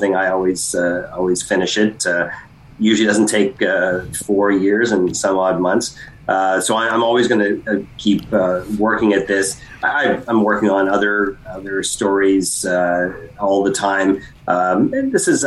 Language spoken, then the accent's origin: English; London, Ontario, Canada; my hometown of London